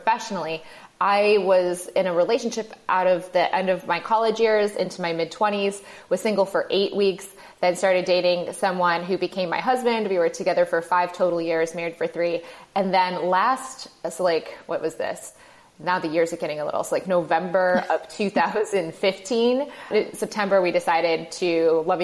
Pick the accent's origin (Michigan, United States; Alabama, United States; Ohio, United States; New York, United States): Michigan, United States; moved away as an adult; also born or lived in Chicago; I grew up in Michigan